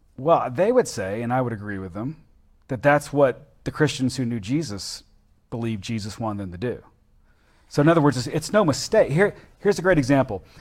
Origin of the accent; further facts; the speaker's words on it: the South, United States; being a Southerner